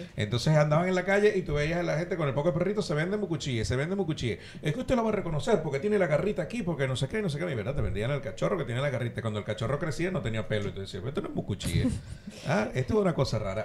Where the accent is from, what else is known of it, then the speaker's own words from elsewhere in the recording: Ciudad Bolívar, Bolívar, Venezuela; now in Argentina; Nosotros somos de Bolívar, de Ciudad Bolívar, estamos muy cerca de la selva